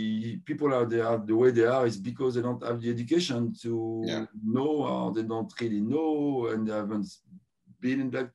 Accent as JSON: {"language": "English", "town": "Paris", "region": "Île-de-France", "country": "France", "tie": "born or raised there", "also_born_or_lived": "Ivory Coast", "said": "I've been raised in Paris. Mm-hmm. I was born in Ivory Coast."}